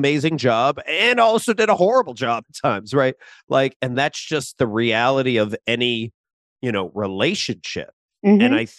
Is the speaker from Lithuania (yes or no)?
no; Philippines; you know, I'm Filipino and I watch a lot of like TikToks from like Filipino comedians.